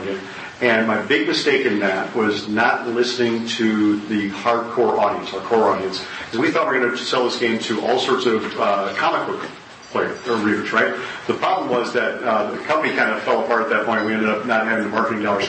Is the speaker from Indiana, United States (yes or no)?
no; Wisconsin, United States; I was born and raised in Wisconsin.